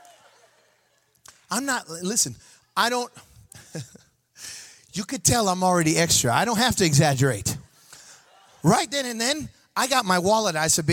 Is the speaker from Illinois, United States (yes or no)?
yes; Chicago, Illinois, United States; I'm from Chicago.